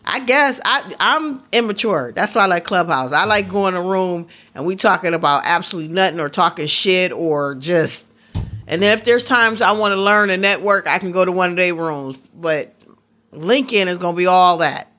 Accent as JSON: {"language": "English", "region": "Midwest", "country": "United States", "also_born_or_lived": "Pittsburgh", "accent": "Midwestern", "said": "I'm such a mis-, Midwesterner."}